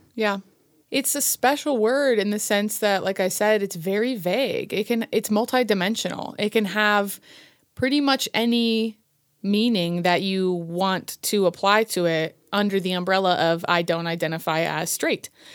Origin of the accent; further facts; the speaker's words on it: Colorado, United States; also born or lived in Virginia; From Colorado. I'm a Coloradan